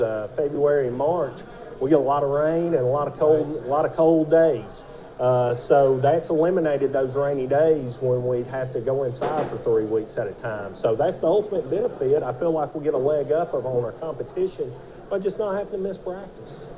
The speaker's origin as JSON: {"language": "English", "town": "Fort Payne", "region": "Alabama", "country": "United States", "tie": "born or raised there", "said": "I'm born and raised in Fort Payne"}